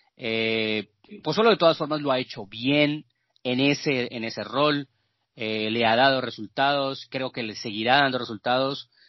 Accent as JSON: {"language": "Spanish", "country": "Colombia", "said": "en Colombia, eh, en mi país"}